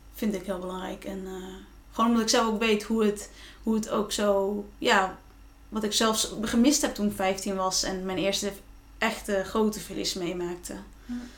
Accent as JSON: {"language": "Dutch", "region": "Friesland", "country": "Netherlands", "said": "waar ik vandaan kom, Friesland"}